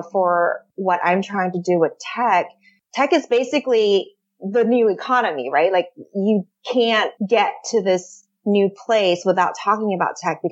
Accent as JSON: {"language": "English", "town": "San Francisco", "region": "California", "country": "United States", "tie": "born or raised there", "said": "I am born and raised in San Francisco"}